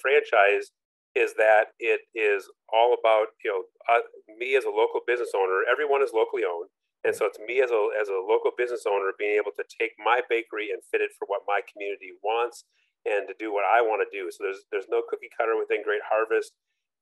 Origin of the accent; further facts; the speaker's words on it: Minneapolis, Minnesota, United States; also born or lived in Orlando, Florida; now in Lafayette, United States; I grew up in Minneapolis, St. Paul, you know, large city